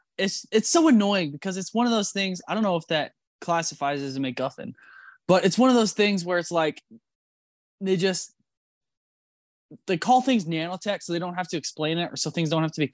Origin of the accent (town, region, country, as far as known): Niles, Michigan, United States; born or raised there